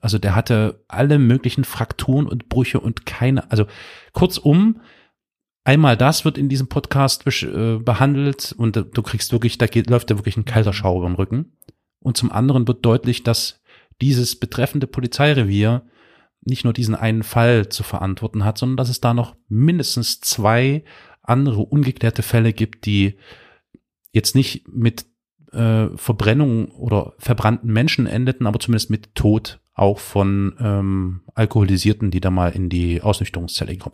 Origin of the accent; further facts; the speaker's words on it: Germany; also born or lived in Dresden, Saxony; wir äh, Deutschen